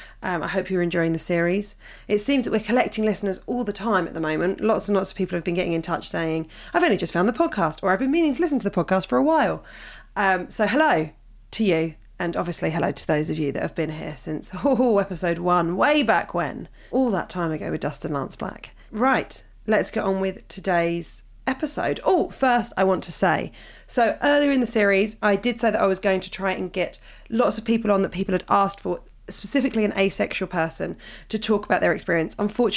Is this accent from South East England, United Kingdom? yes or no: yes; Hove, South East England, United Kingdom; also born or lived in Brighton; I was born in Brighton and grew up in Hove, which on paper, I know from us, must feel like an ideal platform for tolerance, acceptance and freedom.